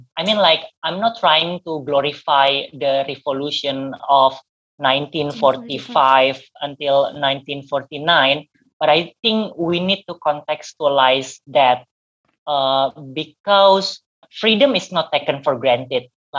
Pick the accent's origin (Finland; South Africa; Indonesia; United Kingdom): Indonesia; Jakarta; Or maybe because I was born and raised in Jakarta, I would just say like, oh, I'm just